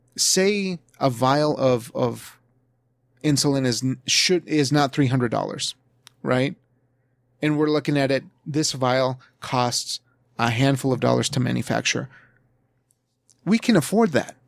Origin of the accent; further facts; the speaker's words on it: United States; where I come from as an American